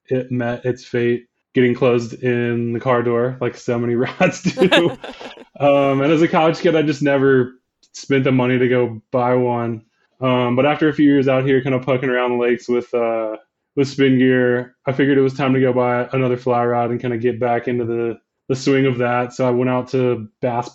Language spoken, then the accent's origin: English; Virginia, United States; I was born and raised in Virginia in kind of like the heart of the Blue Ridge Mountains